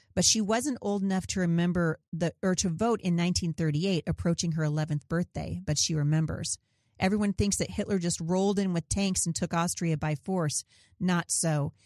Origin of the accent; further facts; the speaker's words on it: Portland, Oregon, United States; I was born in Portland, Oregon